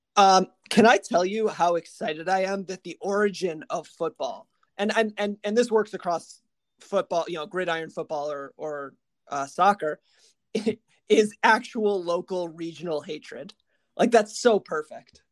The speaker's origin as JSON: {"language": "English", "area": "Big Ten country", "region": "Midwest", "country": "United States", "tie": "born or raised there", "said": "my childhood growing up in Big Ten country"}